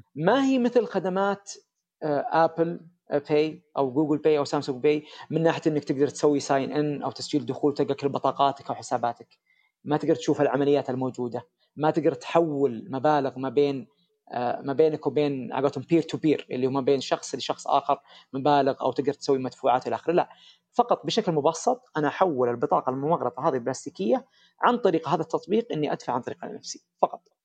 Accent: Saudi Arabia; احنا عندنا في السعوديه

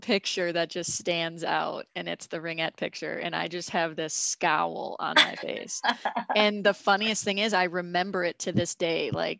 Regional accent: St. Paul, Minnesota, United States; So we grew up in St. Paul

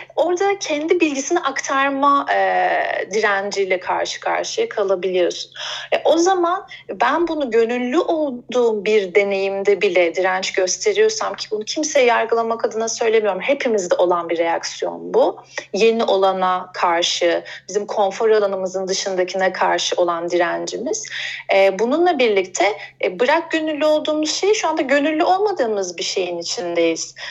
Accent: Bursa, Turkey; moved away; also born or lived in Izmir / Istanbul; Bursa'da aslında doğdum büyüdüm.

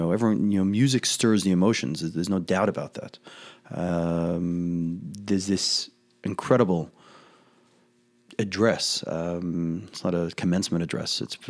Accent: Australia; accent: Australian; It's a few Australian, well, I can put on my accent if I need to.

